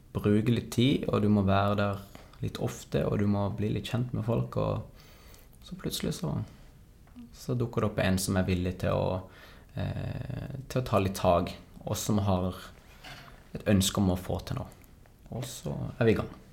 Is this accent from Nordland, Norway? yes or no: no; Kristiansand, Agder, Norway; jeg er kristiansander